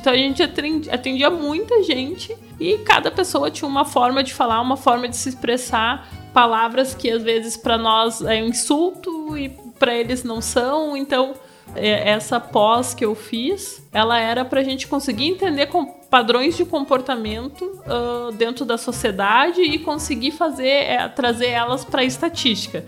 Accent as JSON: {"language": "Portuguese", "town": "Passo Fundo", "region": "Rio Grande do Sul", "country": "Brazil", "said": "eu sou lá de Passo Fundo, lá do Rio Grande do Sul"}